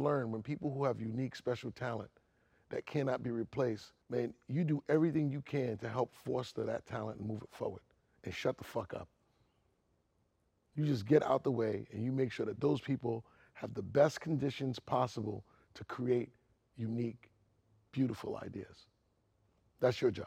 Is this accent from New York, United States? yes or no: yes; New York City, New York, United States; I'm from Queens, so we live like 3 miles from each other.